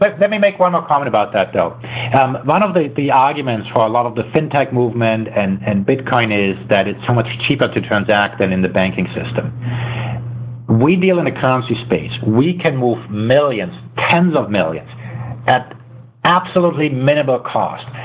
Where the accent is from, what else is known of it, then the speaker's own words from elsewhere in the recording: Germany; moved away; I was born in Germany, so I, I was a foreigner as well